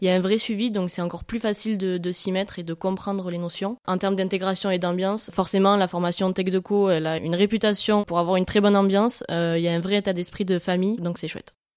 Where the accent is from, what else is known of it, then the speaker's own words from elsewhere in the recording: Hautes-Pyrénées, a small village near Tarbes, Occitania, France; je suis originaire des Hautes-Pyrénées, plus précisément d'un petit village à côté de Tarbes